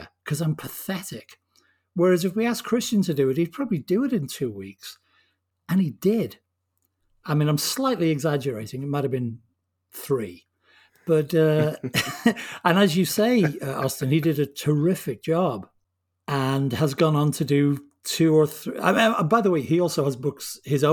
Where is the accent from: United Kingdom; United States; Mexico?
United Kingdom; England; I'm English.